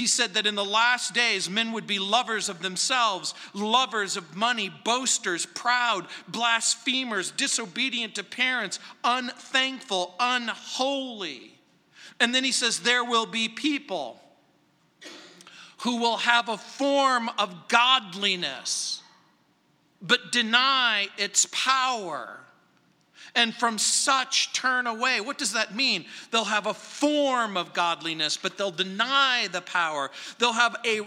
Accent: Southern California, United States; born or raised there; now in Littleton, Colorado, United States

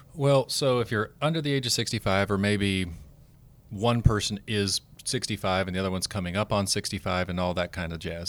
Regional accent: Oklahoma, United States; moved away; I'm from Oklahoma

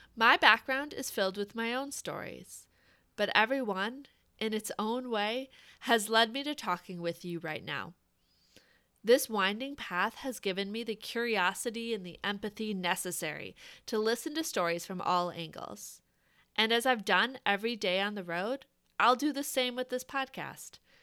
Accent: Wisconsin, United States; I grew up in Wisconsin in a close-knit family

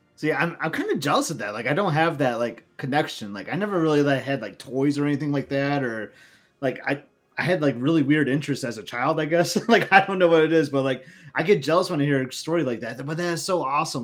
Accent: Lansing, Michigan, United States; I'm from Lansing, Michigan

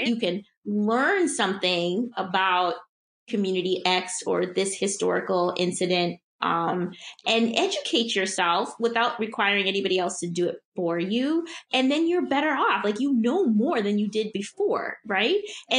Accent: Midwest, United States; I'm from the Midwest. Like, we're just people pleasers.

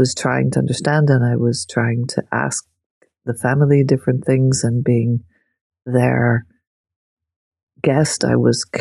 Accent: Northern Ireland, United Kingdom; growing up in Northern Ireland

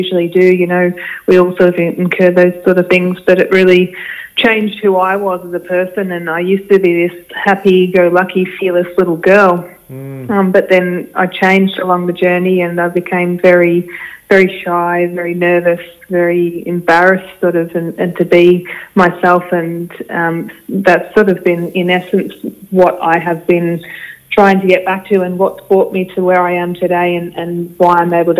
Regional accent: Ararat, Victoria, Australia; I grew up in Ararat.

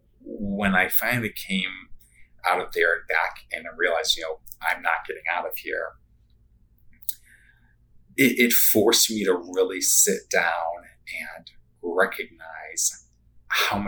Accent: Chicago, Illinois, United States; growing up in Chicagoland

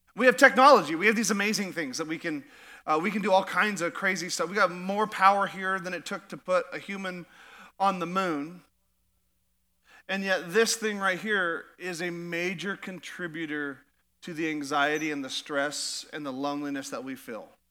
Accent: Alaska, United States; now in Idaho, United States; I'm from Alaska

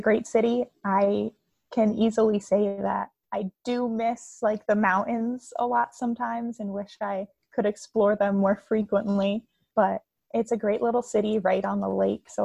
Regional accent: New Jersey, United States; moved away as an adult; also born or lived in Western New York / Philadelphia; now in Milwaukee, United States; I grew up in New Jersey, lived there my whole life in a small town

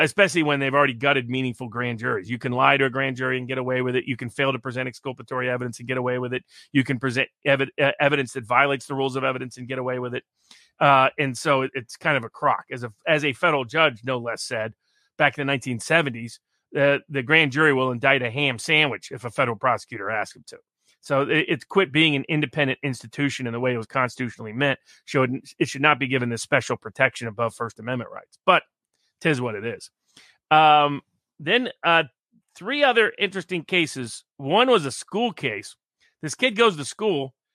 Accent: Tennessee, United States; I'm from Tennessee

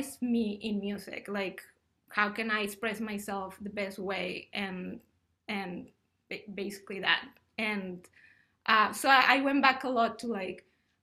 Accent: Mexico; also born or lived in Ottawa, Canada; now in United States; I'm originally from Mexico

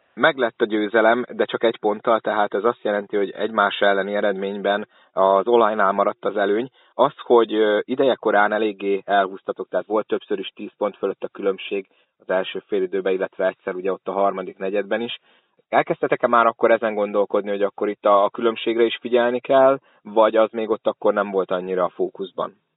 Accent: Szolnok, Jász-Nagykun-Szolnok, Hungary; mint szolnoki

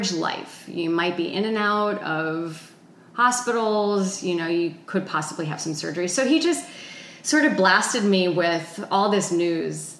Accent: New Jersey, United States; moved away as an adult; also born or lived in Boulder, Colorado; I grew up in New Jersey

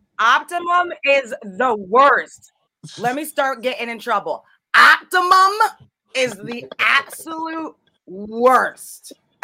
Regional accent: Teaneck, New Jersey, United States; I'm from Teaneck, New Jersey.

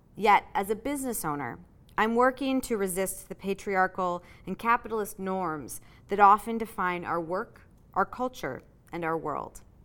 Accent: Michigan, United States; moved away; Michigan, actually, where I was from

